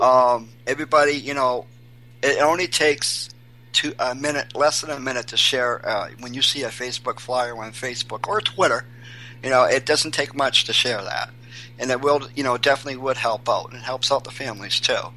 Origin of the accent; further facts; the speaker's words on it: Portland, Maine, United States; now in New Hampshire, United States; I'm um, originally from Portland, Maine. But I can say I moved to New Hampshire 20 years ago